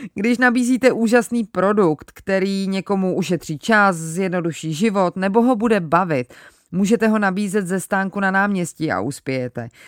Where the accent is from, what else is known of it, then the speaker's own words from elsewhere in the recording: Czechia; u nás v Čechách